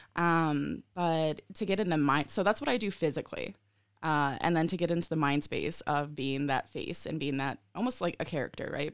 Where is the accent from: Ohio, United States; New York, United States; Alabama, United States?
Ohio, United States; moved away; also born or lived in Colorado / Michigan; I'm from the Midwest, right? I'm from Ohio, and I'm currently in Colorado.